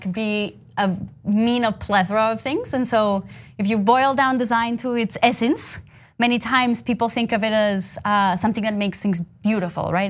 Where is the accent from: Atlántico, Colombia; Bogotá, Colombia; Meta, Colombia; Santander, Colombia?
Bogotá, Colombia; moved away as an adult; I grew up in Colombia.